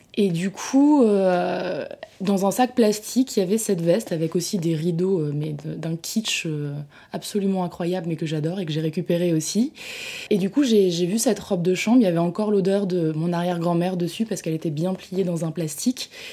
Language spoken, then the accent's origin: French; France; je me sens française